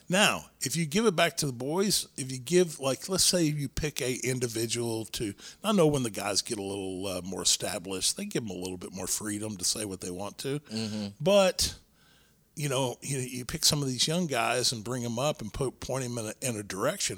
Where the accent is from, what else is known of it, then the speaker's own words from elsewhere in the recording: Texas, United States; Texas was my home. Like, yeah, I wanted to go and work for the larger organizations, but my goal was always to be a Texas wrestler, mm-hmm. live in my home state